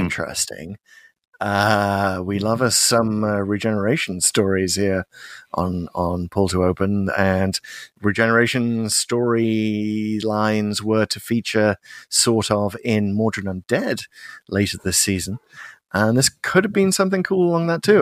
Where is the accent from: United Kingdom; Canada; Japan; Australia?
United Kingdom; as a Brit.